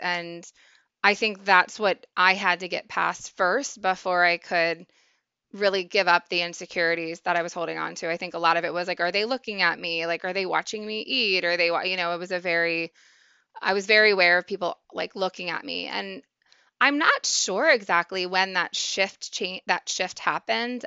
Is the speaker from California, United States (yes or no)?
no; Maryland, United States; moved away; also born or lived in Pennsylvania; I grew up in Maryland, eventually moved to Pennsylvania